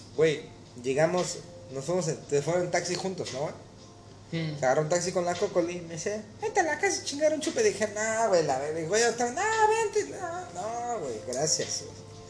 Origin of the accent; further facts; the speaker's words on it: Mexico; moved away; ser mexicano